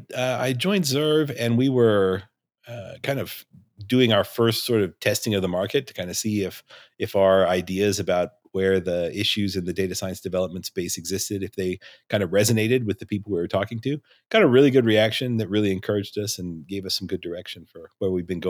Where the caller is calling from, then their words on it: Elko, Nevada, United States; I live in Elko, Nevada. It's in the northeastern corner of Nevada. It's about as far away from Vegas as you can get.